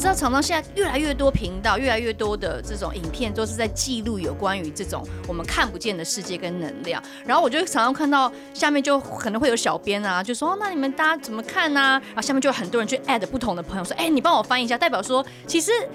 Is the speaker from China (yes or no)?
no; Taiwan; 我们台湾人